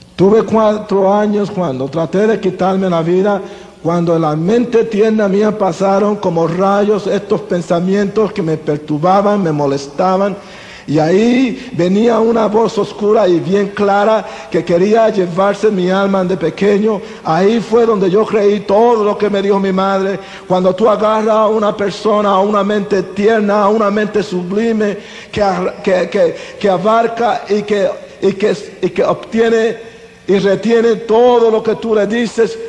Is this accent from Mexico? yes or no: no; Las Piedras, Puerto Rico; Yo soy puertorriqueño. Nací aquí en Puerto Rico en un lugar humilde pequeño llamado Las Piedras, entre Humacao y Junco.